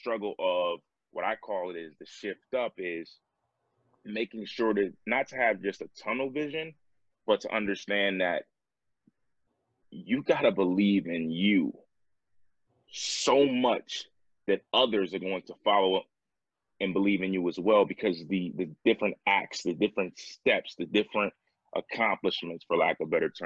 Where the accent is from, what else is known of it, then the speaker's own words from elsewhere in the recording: New York, United States; now in Atlanta, United States; my home state. I'm now living in Atlanta. But I was in Buffalo, New York